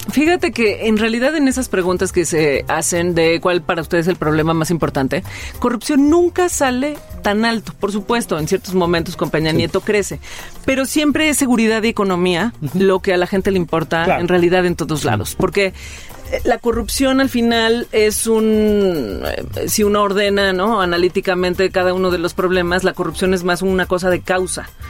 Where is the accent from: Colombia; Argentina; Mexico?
Mexico; qué somos, cómo somos los mexicanos